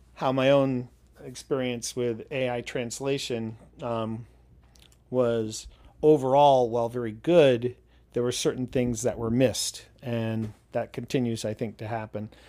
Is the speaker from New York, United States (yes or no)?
yes; New York, United States; moved away as an adult; also born or lived in Connecticut / Pennsylvania / Virginia / Leningrad; now in Warrenton, Virginia, United States; I'm originally from New York State. Uh, grew up in New York State and, uh, in and around New York City in Connecticut, Pennsylvania.